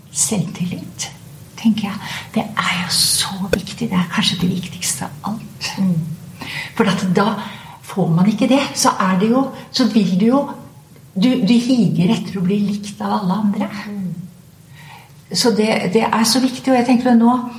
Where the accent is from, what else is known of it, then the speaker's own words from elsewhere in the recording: Skien, Telemark, Norway; Jeg kom jo fra Ibsens eh, fødeby, Skien